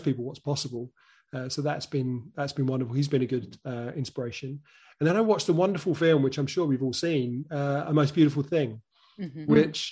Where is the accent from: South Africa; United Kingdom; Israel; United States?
United Kingdom; as a Brit